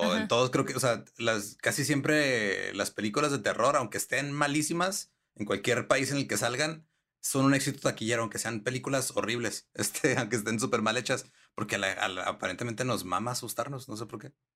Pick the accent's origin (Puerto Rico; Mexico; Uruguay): Mexico; northern Mexico; acá como estamos pegados a los gringos